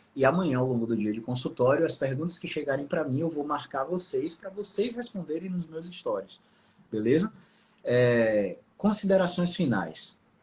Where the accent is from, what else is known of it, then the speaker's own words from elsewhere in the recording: Salvador, Bahia, Brazil; Eu sou de Salvador